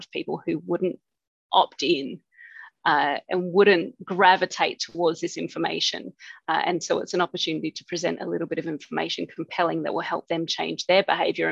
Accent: Australia; moved away as an adult; also born or lived in Cambodia; Being an Aussie

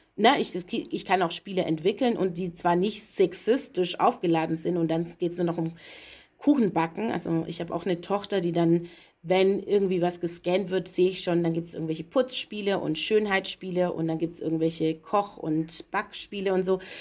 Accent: Stuttgart, Baden-Württemberg, Germany; moved away as an adult; also born or lived in Leipzig / Berlin; ich bin in Stuttgart geboren, dort aufgewachsen

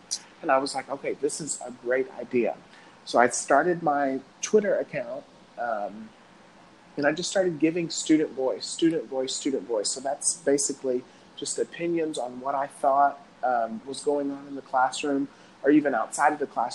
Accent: Cape Girardeau, Missouri, United States; I'm from Cape Girardeau, Missouri

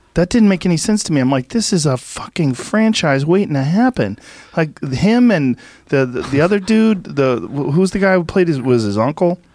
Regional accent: Boston, Massachusetts, United States; growing up in Boston, remember W B C N?

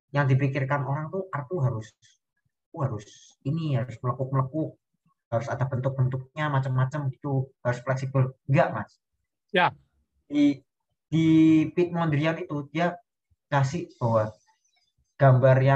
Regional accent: Java, Indonesia; Aku kan orang Jawa ya mas.

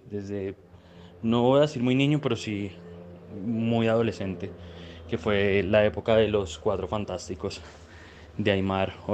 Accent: Colombia; En mi caso, siendo colombiano

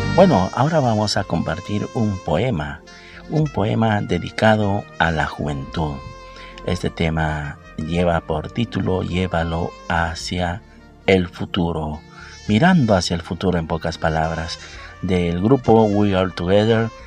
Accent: Peru; aquí en mi país, en Perú

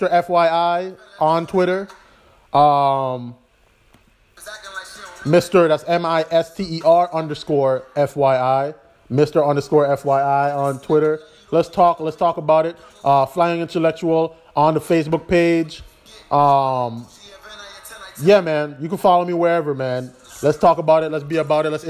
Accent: U.S. Virgin Islands; I'm from the Virgin Islands. I want to be bigger than that, but at the same time, home is always where my heart will be.

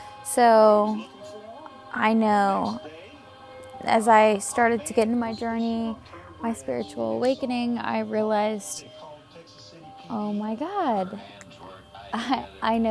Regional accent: Havre de Grace, Maryland, United States; also born or lived in Bel Air, Maryland; originally I'm Havre Grace, Maryland

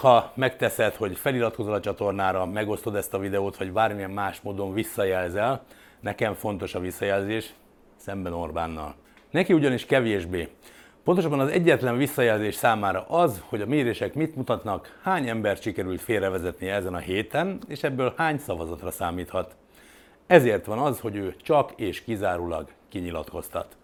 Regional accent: Hungary

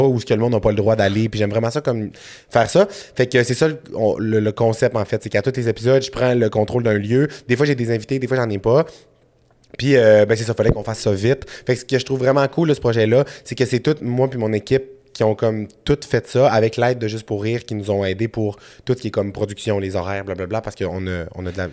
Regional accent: Saguenay, Quebec, Canada; je viens de Saguenay dans la vie, je suis originaire de, Jonquière.

